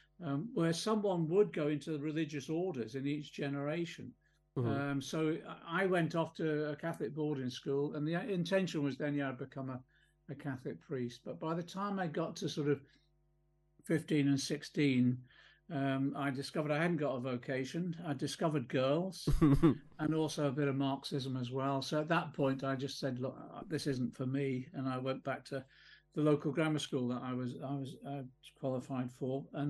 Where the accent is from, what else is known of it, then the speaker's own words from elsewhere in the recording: Liverpool, North West England, United Kingdom; moved away; also born or lived in Ipswich; I was born in Liverpool 1951, so I'm quite elderly now, 72. I was born in just off Scotland Road in Liverpool